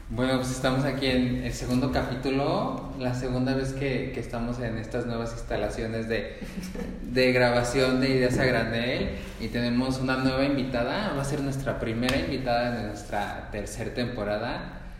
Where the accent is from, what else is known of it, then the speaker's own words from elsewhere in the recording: Arandas, Jalisco, Mexico; now in Guadalajara, Mexico; yo soy de Arandas, luego me fui a vivir a Guadalajara.